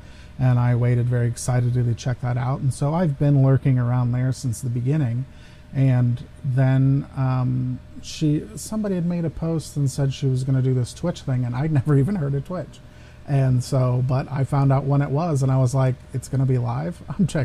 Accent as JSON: {"language": "English", "region": "Ohio", "country": "United States", "said": "I am an American, and I live in Ohio"}